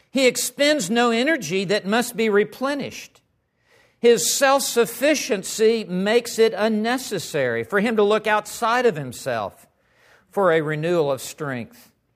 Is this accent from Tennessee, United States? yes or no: yes; Memphis, Tennessee, United States; moved away as an adult; also born or lived in West Texas; I grew up in Memphis, Tennessee.